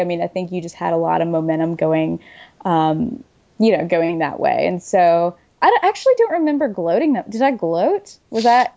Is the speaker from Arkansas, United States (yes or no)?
yes; Arkansas, United States; moved away as an adult; also born or lived in Oxford, Mississippi / Jackson, Mississippi; now in Birmingham, United States; I grew up in Arkansas and I ended up at Ole Miss